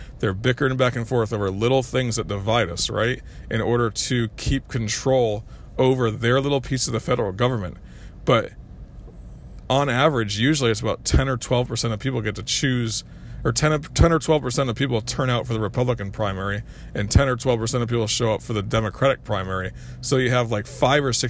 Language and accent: English; United States; as American people